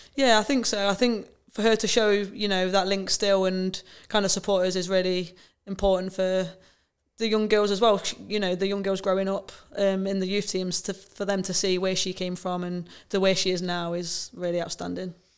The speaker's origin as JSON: {"language": "English", "town": "Nottingham", "region": "East Midlands", "country": "United Kingdom", "tie": "born or raised there", "said": "a Nottingham girl, Forest fan, um, born and raised in the city"}